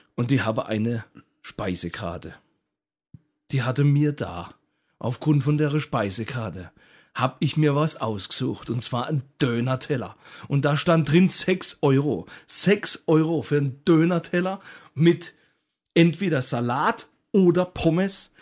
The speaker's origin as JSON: {"language": "German", "town": "Karlsruhe", "region": "Baden-Württemberg", "country": "Germany", "tie": "born or raised there", "said": "der Ort, an dem ich geboren wurde, in Karlsruhe. Also ich bin auch mhm. Karlsruhe Original"}